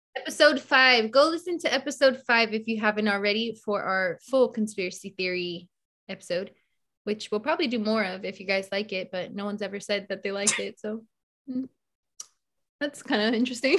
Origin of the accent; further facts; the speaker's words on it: the Bay Area, California, United States; growing up in the Bay, like being exposed to so many different cultures